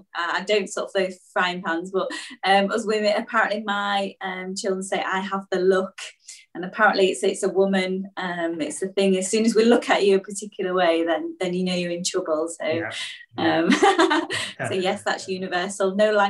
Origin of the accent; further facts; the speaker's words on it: Beverley, Yorkshire and the Humber, United Kingdom; Oh yes, I'm posh from Beverley in East Yorkshire.